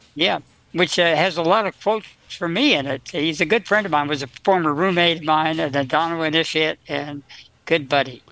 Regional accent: New Jersey, United States; I was raised in New Jersey on potatoes.

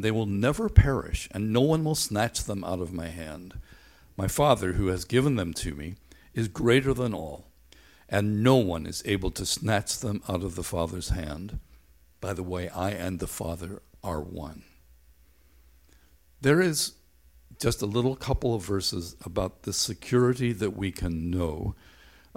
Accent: Northern Ireland, United Kingdom; Growing up in Northern Ireland

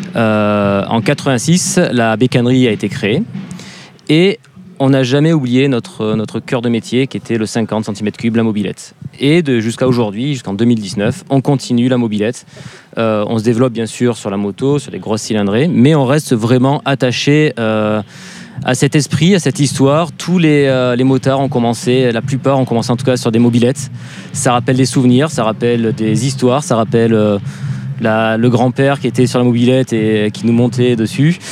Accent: the South, southern France, France; moved away; un, sudiste immigré euh, à Autun

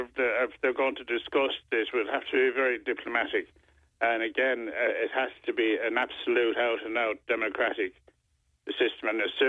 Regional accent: Ireland; We're all Irish, you know. We're not all Irish. There's a lot of other nationalities living here.

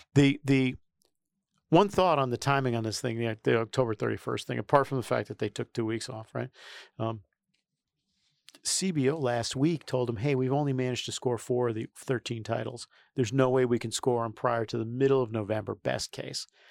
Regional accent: New York City, New York, United States; I come from New York City

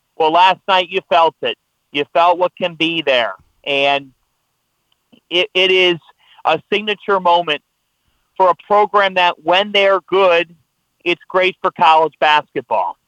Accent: Ohio, United States; moved away; also born or lived in New Jersey; I grew up in Ohio

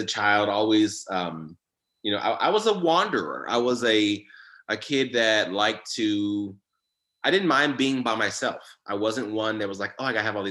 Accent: United States; also born or lived in Philadelphia, Pennsylvania; I grew up in Philly, and then we moved to the DC metro area early in my fourth grade, I believe. And then I moved back to Philly for a little bit and then back to the DC area

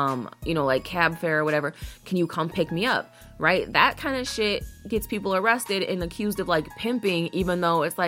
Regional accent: Chicago, Illinois, United States; I'm from Chicago

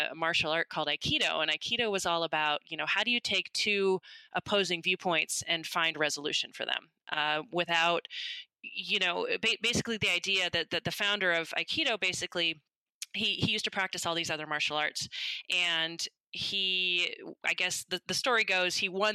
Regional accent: the Bay Area, California, United States; I grew up in the Bay Area

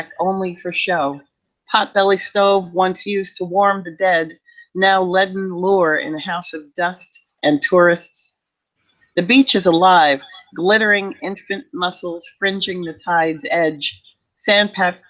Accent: Long Island, New York, United States; moved away as an adult; also born or lived in New Paltz, New York; now in Hudson Valley, United States; I grew up on Long Island

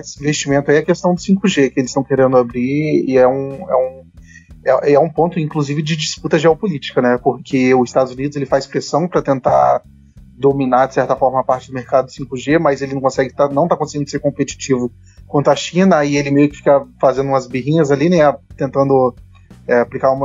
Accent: Brazil; como brasileiro

